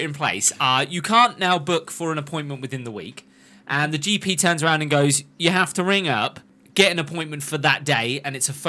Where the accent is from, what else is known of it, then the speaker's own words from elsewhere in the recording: Yorkshire and the Humber, United Kingdom; Did you know I'm from Yorkshire?